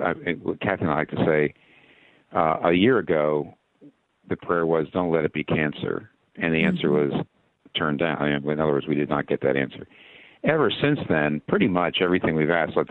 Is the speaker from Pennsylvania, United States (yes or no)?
yes; Philadelphia, Pennsylvania, United States; moved away; I'm not a Pittsburgher. You know, I'm from the Philadelphia area